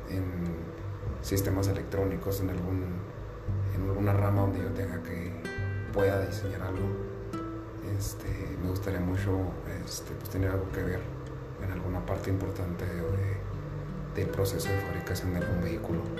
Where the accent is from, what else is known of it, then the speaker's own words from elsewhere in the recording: Chihuahua, Mexico; now in Cananea, Mexico; vengo de otro estado, vengo del estado de Chihuahua y pues ahorita estoy aquí en Sonora, en Cananea